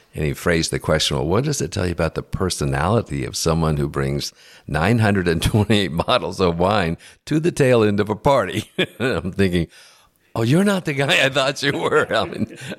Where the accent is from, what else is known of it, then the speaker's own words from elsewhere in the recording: United States; I'm an American